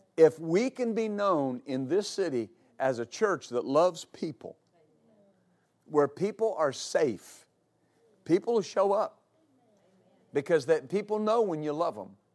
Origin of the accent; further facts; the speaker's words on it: West Texas, United States; I grew up in West Texas